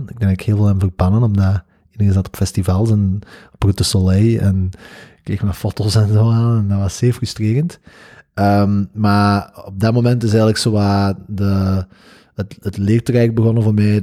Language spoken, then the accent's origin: Dutch; the Campine, Kempen, Belgium; bij ons in de Kempen